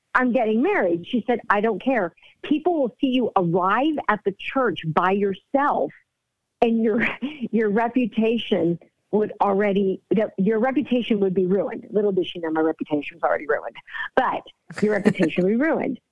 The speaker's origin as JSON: {"language": "English", "country": "United States", "tie": "born or raised there", "said": "I was born here in the States. My parents were born in Cuba, so I'm Cuban American"}